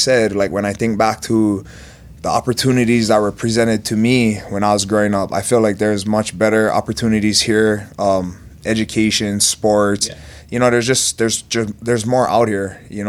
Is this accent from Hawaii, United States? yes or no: yes; Big Island, Hawaii, United States; now in Las Vegas, United States; Grew up, born and raised in Hawaii.